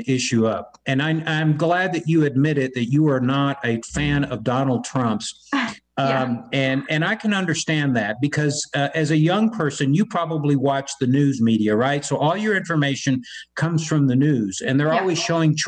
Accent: Havana, Cuba; now in Texas, United States; I came from a country that did that to us. I was born in Havana, Cuba

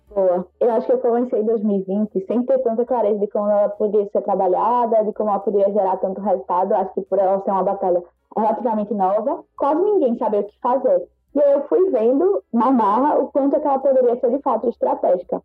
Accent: Recife, Pernambuco, Brazil; Pelo sotaque, talvez vocês já reconheçam que eu sou de Recife

